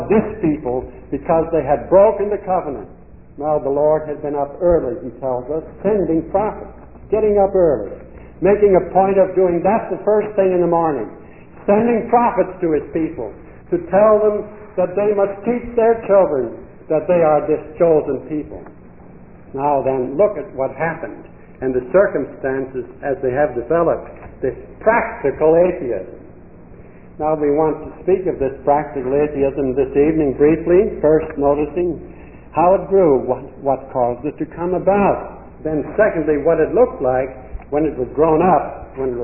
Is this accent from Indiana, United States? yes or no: yes; Indiana, United States; I was brought up in a farm in Indiana